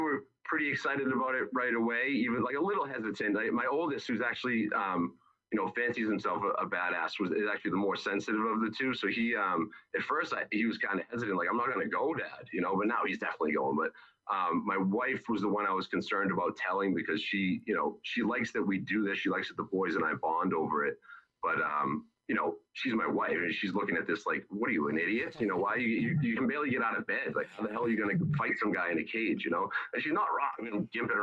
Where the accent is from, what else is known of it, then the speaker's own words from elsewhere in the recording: East Bridgewater, Massachusetts, United States; Perfectly Flavored Cafe in East Bridgewater, really good food. That's in my hometown